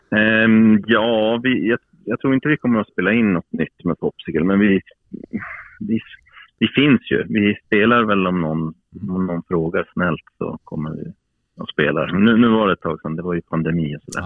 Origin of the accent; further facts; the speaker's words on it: Piteå, Norrbotten County, Sweden; moved away; also born or lived in Stockholm; jag flyttade från Piteå nittonhundraåttiofem